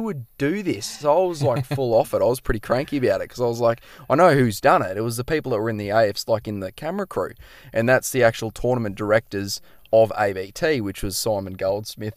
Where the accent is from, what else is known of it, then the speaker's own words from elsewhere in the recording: Noosa, Queensland, Australia; moved away; I'm pretty much from the east coast of Australia, so from Noosa, right, we're in Queensland, pretty much grew up